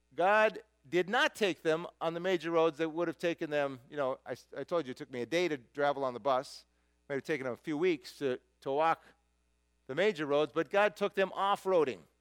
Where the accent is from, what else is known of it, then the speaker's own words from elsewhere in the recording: United States; who I am as an American